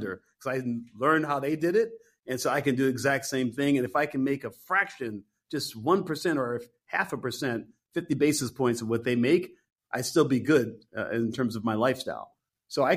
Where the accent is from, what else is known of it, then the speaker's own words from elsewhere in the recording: Detroit, Michigan, United States; moved away as an adult; also born or lived in San Francisco; Detroit, my hometown